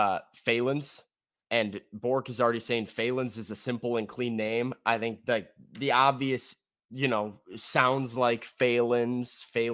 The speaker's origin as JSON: {"language": "English", "country": "Australia", "said": "I'm Australian, dude."}